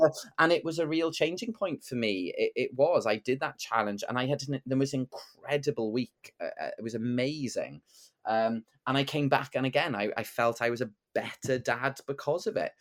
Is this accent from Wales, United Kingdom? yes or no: yes; Bridgend, Wales, United Kingdom; I grew up in Bregend in the nineties